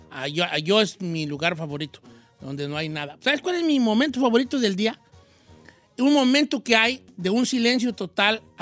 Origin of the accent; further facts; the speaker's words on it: Colima, Mexico; Y por primera vez voy a ir a México. No voy a ir hasta Colima, de donde soy originaria, pero voy a salir a Tijuana